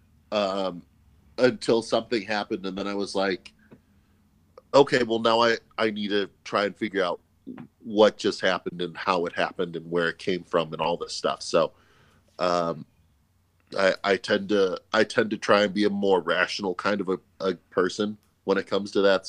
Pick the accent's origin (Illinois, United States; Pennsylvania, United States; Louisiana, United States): Illinois, United States; Orland Park; I grew up and was born and raised in Orland Park, Illinois. It's in the southwest suburbs of Chicago.